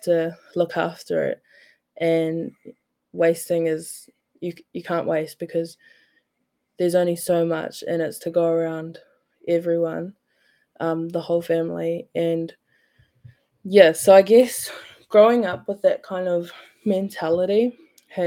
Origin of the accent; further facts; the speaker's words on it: Napier, Hawke's Bay, New Zealand; Growing up, I grew up in Napier.